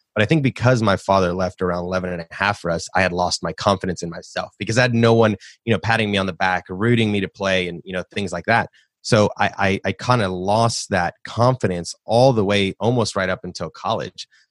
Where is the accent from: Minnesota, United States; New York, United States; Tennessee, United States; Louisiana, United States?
Tennessee, United States; Nashville; I grew up in Nashville, born and raised in the South.